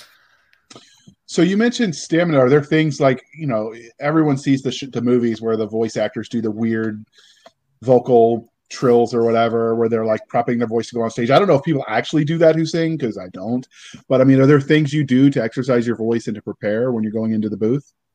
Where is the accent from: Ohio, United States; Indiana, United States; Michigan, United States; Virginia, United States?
Virginia, United States; I was raised in Virginia